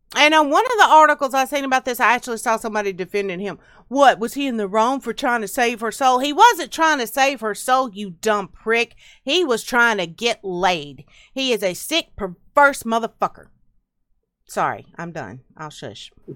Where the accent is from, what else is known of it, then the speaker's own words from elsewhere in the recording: Tennessee and Alabama, United States; I grew up around Tennessee and Alabama